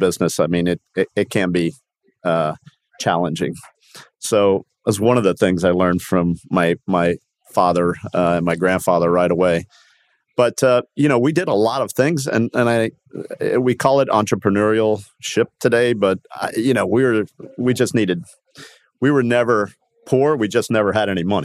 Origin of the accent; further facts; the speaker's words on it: Miami, Florida, United States; also born or lived in Havana, Cuba / Upper Darby, Pennsylvania; I was 3 years old by the time we went to South Beach, and grew up in Miami